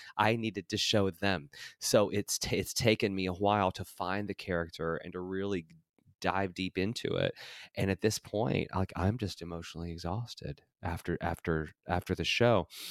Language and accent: English; Tennessee, United States; moved away as an adult; also born or lived in Los Angeles; this white trash kid from Tennessee